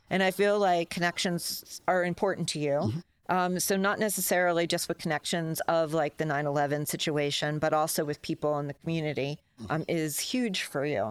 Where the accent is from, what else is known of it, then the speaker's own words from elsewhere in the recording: New York City, New York, United States; now in Sedona, United States; I grew up in New York